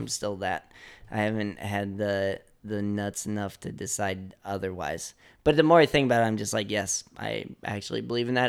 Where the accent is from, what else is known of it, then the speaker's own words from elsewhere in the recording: Chicago, Illinois, United States; growing up in Chicago